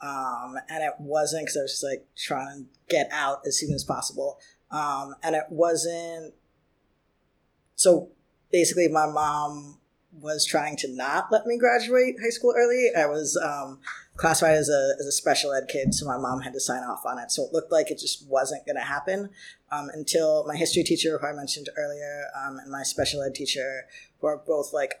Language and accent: English; Michigan, United States; moved away as an adult; now in New York City, United States; growing up in Michigan